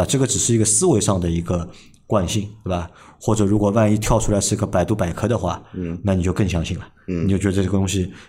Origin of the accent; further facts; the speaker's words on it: Shanghai, China; 哎呀，我讲上海话了，别的。